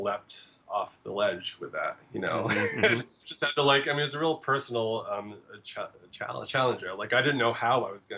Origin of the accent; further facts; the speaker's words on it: New England, United States; moved away as an adult; now in Brooklyn, United States; I grew up in New England.